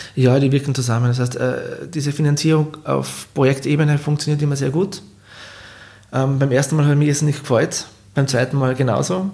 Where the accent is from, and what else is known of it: Klagenfurt, Carinthia, Austria; born or raised there